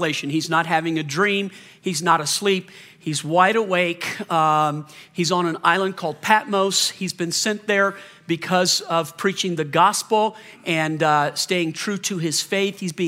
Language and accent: English; the South, United States; I grew up in the South. We had hurricanes in the South